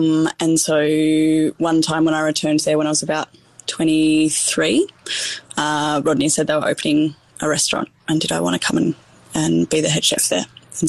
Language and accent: English; Tasmania, Australia; So I was born and raised in Tasmania and did school down there.